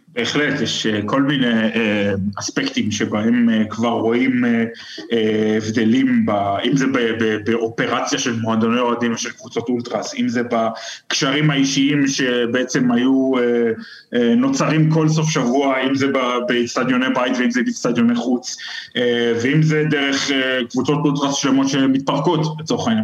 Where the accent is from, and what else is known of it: Israel; now in Germany